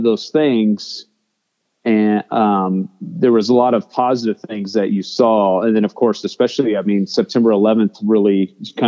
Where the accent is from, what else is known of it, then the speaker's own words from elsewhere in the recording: San Bernardino, California, United States; also born or lived in Missouri; I'm originally from Southern California. I was raised in San Bernardino